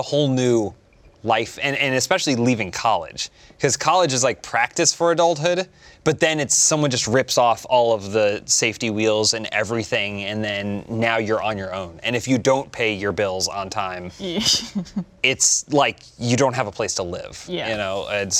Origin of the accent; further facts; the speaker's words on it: Charlotte, North Carolina, United States; moved away as an adult; now in Los Angeles, United States; Charlotte, North Carolina.